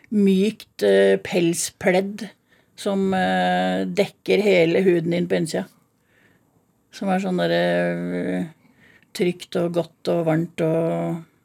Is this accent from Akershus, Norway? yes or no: yes; Drøbak, Akershus, Norway; also born or lived in Miami; Født og oppvokst i Drøbak